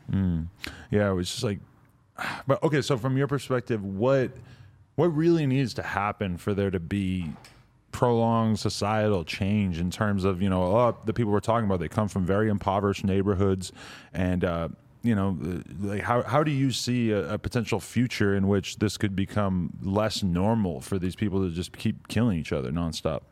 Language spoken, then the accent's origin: English; Nashua, New Hampshire, United States; I grew up in Nashua, New Hampshire, about forty-five minutes outside of Boston